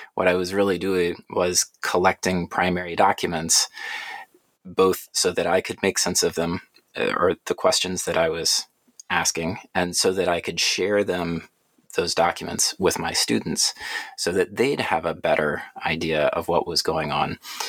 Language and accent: English; Atlanta, Georgia, United States; But I grew up in Atlanta, went through the public school system there.